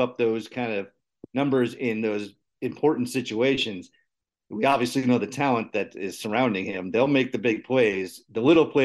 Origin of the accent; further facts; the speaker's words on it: New York City, New York, United States; I'm from New York too, in case people don't know, from the city